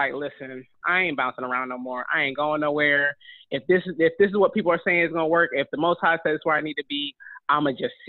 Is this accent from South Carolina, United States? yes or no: yes; North Augusta, South Carolina, United States; also born or lived in Michigan / Detroit; my family's from Detroit, I'm from Michigan, but I grew up in North Augusta, South Carolina